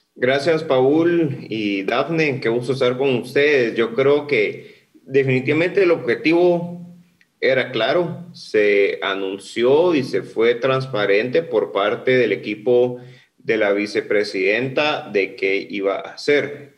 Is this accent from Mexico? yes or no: no; Guatemala; nosotros como guatemaltecos